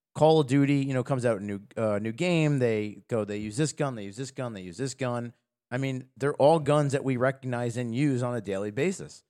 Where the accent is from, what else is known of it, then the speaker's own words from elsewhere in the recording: United States; as an American